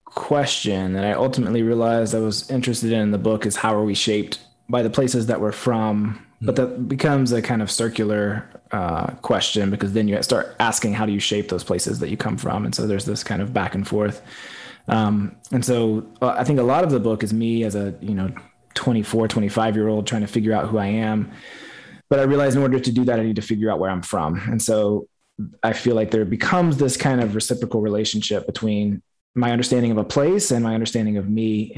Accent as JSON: {"language": "English", "region": "Appalachia", "country": "United States", "said": "Like, I felt like maybe I don't fit in because I don't fit that one version of Appalachia that I had in my mind."}